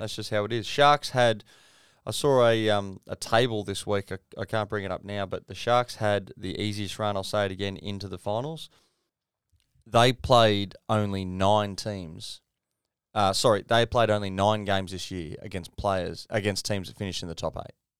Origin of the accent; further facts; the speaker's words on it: Queensland, Australia; as a Queenslander